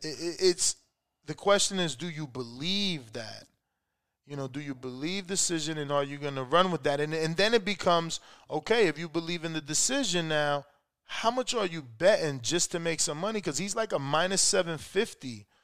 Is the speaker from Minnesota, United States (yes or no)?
no; Nashville, Tennessee, United States; Look, I'm from Nashville, bro.